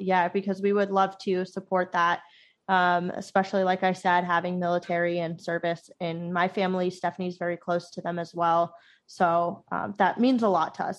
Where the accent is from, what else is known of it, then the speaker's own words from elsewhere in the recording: Florida, United States; our high school growing up in Florida